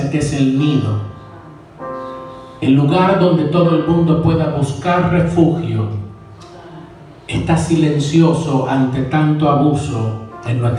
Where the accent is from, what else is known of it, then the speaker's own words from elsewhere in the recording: Manhattan, New York, United States; born there; Yo nací en Manhattan, Nueva York, en agosto 23 de 1974. Nací en este país, serví en la Nación Americana en el Army